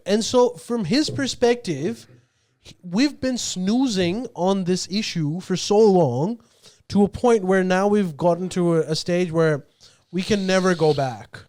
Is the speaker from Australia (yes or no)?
yes; Australia; I'm Pakistani Australian.